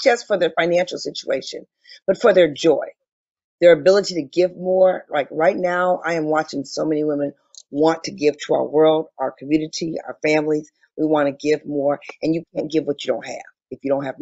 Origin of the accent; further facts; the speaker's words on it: Detroit, Michigan, United States; I'm originally from Detroit, Michigan, and I grew up in a phenomenal household.